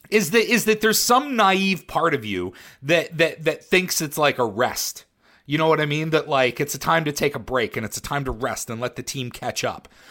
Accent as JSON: {"language": "English", "region": "Western Pennsylvania", "country": "United States", "tie": "born or raised there", "also_born_or_lived": "Baltimore, Maryland", "moved": "yes", "said": "I grew up in Western Pennsylvania, so I grew up with the Pirates"}